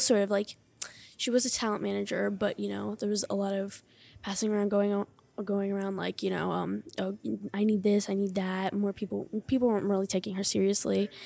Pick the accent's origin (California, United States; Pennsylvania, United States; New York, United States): Pennsylvania, United States; Hershey; I am from Hershey, Pennsylvania